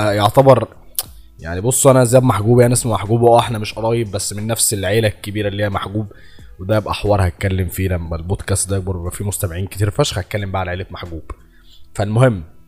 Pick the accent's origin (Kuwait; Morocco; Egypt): Egypt; أنا مصري